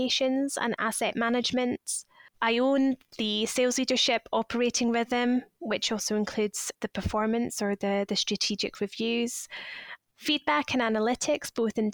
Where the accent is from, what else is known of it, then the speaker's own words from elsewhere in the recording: Scotland, United Kingdom; moved away as an adult; also born or lived in Leeds; now in London, United Kingdom; I'm originally from Scotland, but have been living in London or around London since 2010